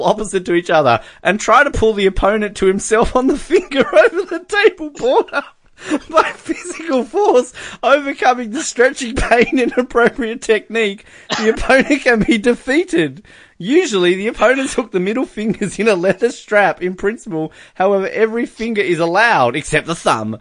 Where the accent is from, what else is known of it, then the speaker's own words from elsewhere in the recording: Australia; as an Australian